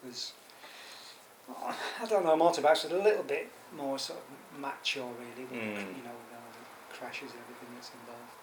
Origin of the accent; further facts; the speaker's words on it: Preston, North West England, United Kingdom; now in London, United Kingdom; we're both from Preston